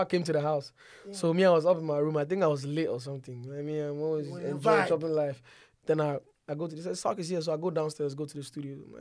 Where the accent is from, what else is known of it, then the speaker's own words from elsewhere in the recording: Ghana; also born or lived in Nigeria; I was born, when I was one, they took me to Nigeria for a while before they took me back to Ghana